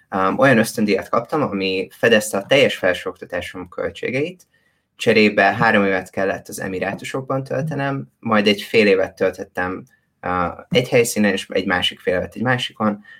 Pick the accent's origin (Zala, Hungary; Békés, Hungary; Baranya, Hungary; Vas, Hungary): Vas, Hungary; Szombathely; moved away as an adult; én szombathelyen születtem, és szombathelyen nőttem föl